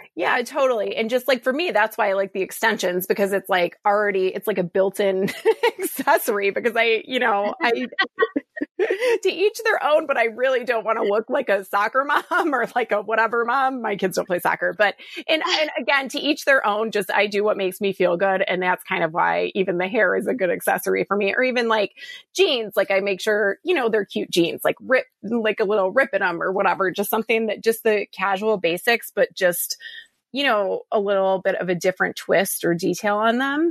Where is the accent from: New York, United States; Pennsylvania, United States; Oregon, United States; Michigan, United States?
Michigan, United States; Detroit; also born or lived in Chicago, Illinois; now in Austin, United States; I just moved to Austin from Chicago, and I'm originally from Detroit